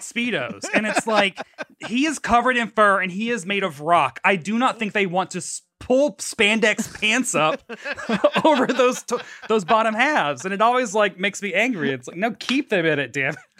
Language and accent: English; Tennessee, United States; moved away; I grew up in Tennessee